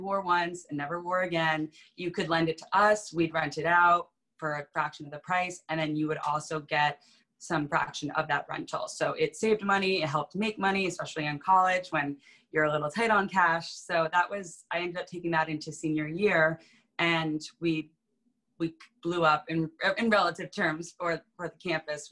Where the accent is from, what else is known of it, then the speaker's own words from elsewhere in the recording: Vermont, United States; moved away as an adult; also born or lived in New York City; grew up in Vermont, which is where I am now.